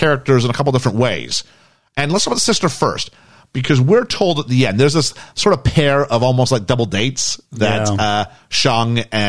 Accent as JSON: {"language": "English", "country": "Canada", "said": "as a Canadian"}